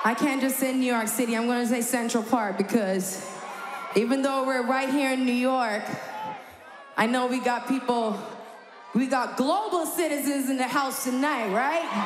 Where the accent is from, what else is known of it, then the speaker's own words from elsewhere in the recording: Barbados; moved away; I'm from Barbados